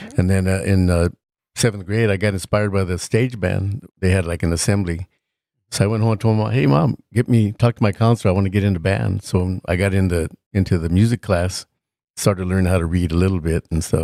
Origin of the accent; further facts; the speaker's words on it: Ontario, California, United States; also born or lived in Chino, California; I was raised more in Ontario. I grew up in the IE, but when I first was born, I was raised in Chino.